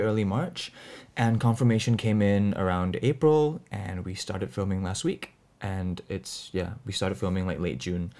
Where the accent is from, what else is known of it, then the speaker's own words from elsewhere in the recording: Singapore; we, we are both from Singapore. We both live in Singapore.